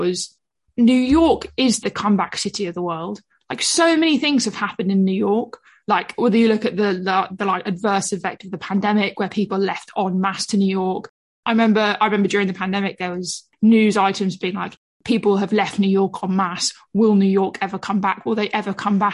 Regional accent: London, United Kingdom; I'm a Londoner

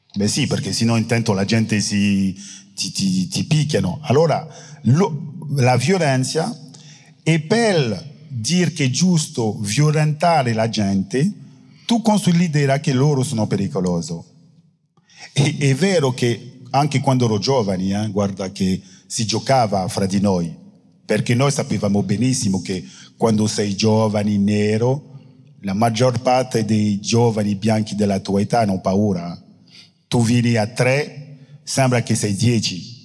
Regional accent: Guadeloupe; Italian is a second language; also born or lived in France; io sono della Guadalupe

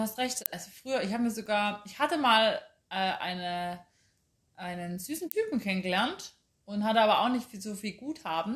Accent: Chemnitz, Saxony, Germany; now in Munich, Germany; ich komme aus Karl-Marx-Stadt, bin da geboren

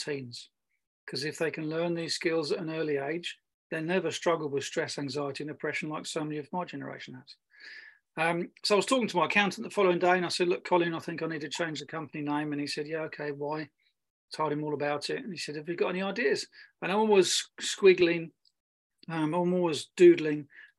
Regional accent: Germany; I grew up in Germany

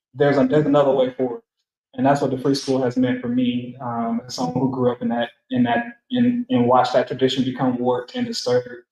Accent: Atlanta, Georgia, United States; I'm from Atlanta

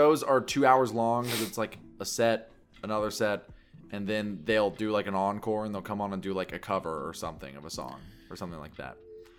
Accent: Kentucky, United States; Oh, I'm from Kentucky.

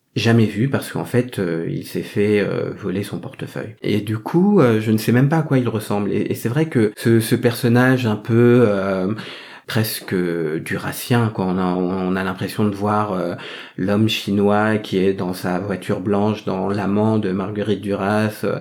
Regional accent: France; je porte ce métissage dans mon nom puisque j'ai un prénom français et un nom vietnamien

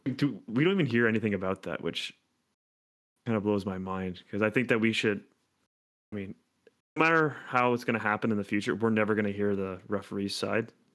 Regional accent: Hamilton, Ontario, Canada; it's in literally my hometown.

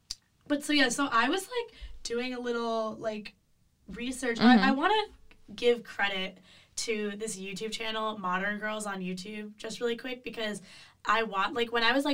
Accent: Illinois, United States; It's okay, I'll leave it out. I'm from Illinois.

